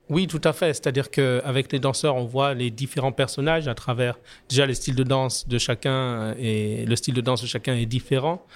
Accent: France; moved away as an adult; now in Martinique; je suis né en France, j'ai grandi en France, je suis en Martinique depuis maintenant 27 ans

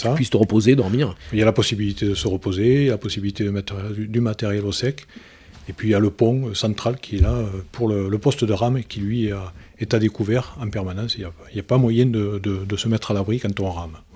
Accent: Occitania, France; now in Martigues, France; originaire de, de Lozère. Euh

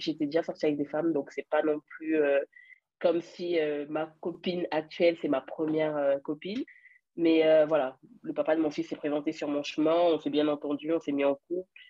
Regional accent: France; also born or lived in Cameroon; je viens du Cameroun, mais j'ai grandi en France. Donc, je vis en France en ce moment

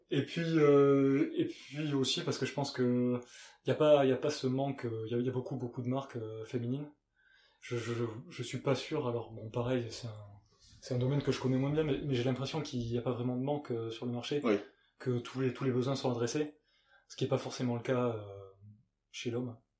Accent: Gers, Occitania, France; moved away; also born or lived in United Kingdom; je suis né dans le Gers, dans le sud-ouest. Ça s'entend sûrement un petit peu.

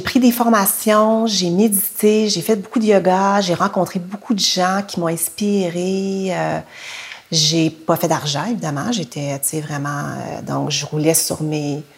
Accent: Quebec City, Quebec, Canada; je suis née à Québec dans les années 60, puis j'ai été adoptée par une famille euh, québécoise de souche

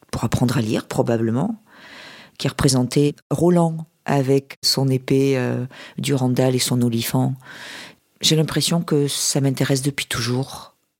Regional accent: Toulouse, Occitania, France; Je viens du sud-ouest, de Toulouse

